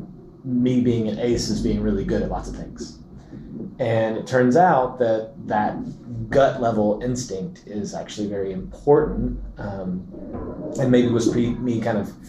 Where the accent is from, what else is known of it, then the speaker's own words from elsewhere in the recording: Lexington, Kentucky, United States; I was born in Lexington, Kentucky, and into a family that was very musical